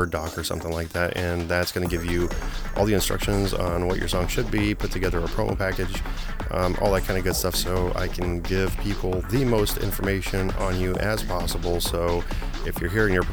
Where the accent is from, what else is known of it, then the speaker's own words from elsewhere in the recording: Poland; moved away; I was born in Poland